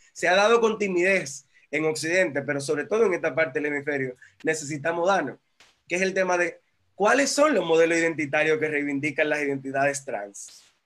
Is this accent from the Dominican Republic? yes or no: yes; Dominican Republic; En Dominicana tuvimos